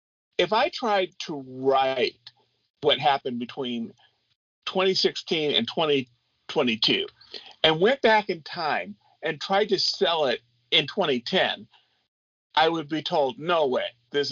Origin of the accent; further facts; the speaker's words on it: California, United States; So I'm an 80s kid, and I grew up in California next to a Navy base.